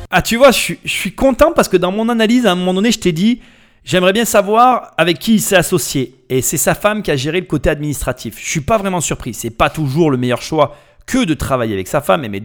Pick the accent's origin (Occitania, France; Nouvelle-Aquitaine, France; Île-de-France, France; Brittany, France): Île-de-France, France; Bobigny; Moi, j'ai grandi euh, à Bobigny.